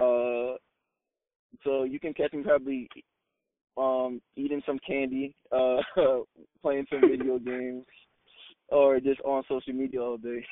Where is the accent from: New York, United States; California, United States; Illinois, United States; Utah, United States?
New York, United States; Long Island; I'm from Long Island, New York